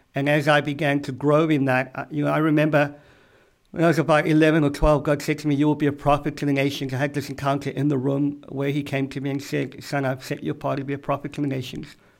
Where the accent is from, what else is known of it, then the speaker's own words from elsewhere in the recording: South Africa; moved away as an adult; now in Boston, United States; I am from South Africa.